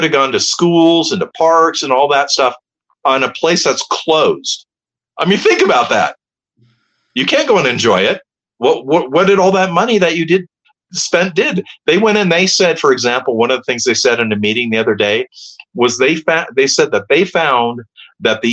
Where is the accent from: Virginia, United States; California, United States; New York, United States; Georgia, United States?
California, United States; Palos Verdes; also born or lived in Hermosa Beach, California; when I was a kid, I grew up in Hermosa Beach, and then we moved to Palos Verdes, so I was in the South Bay.